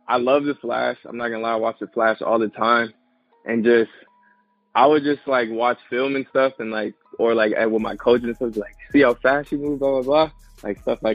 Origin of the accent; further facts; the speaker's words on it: Los Angeles, California, United States; I was born in Los Angeles, California, and we stayed in this area called the Jungles